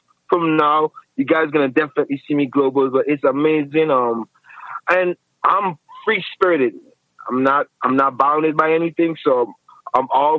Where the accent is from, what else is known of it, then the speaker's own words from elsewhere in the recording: Saint Croix, U.S. Virgin Islands; I hail from the U.S. Virgin Islands.